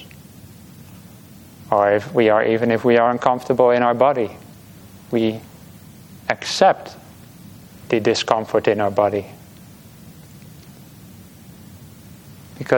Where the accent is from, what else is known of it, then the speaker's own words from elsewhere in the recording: Netherlands; now in Australia; I'm from the Netherlands. It can be quite rainy over there